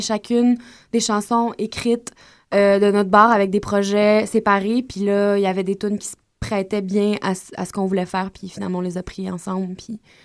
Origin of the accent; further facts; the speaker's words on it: Gaspésie, Quebec, Canada; moved away; quand on était jeunes, en Gaspésie encore, on a commencé à faire des spectacles ensemble.